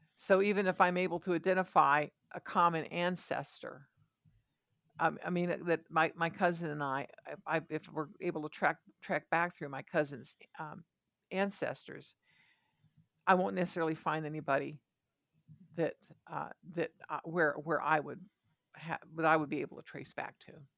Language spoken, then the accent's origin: English; Ohio, United States; I was born in Ohio